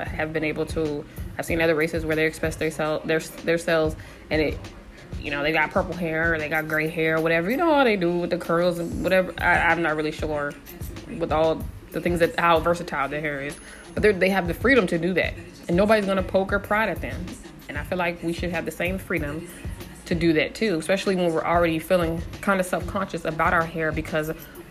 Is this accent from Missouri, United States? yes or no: no; San Diego, California, United States; I'm from San Diego, 619